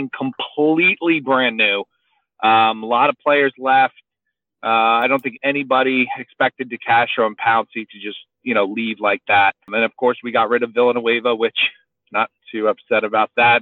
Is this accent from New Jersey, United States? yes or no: yes; New Jersey, United States; I grew up in New Jersey